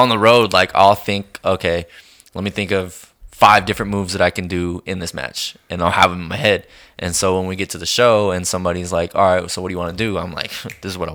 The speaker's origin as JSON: {"language": "English", "town": "Colorado City", "region": "Texas", "country": "United States", "tie": "born or raised there", "said": "my hometown, which is Colorado City"}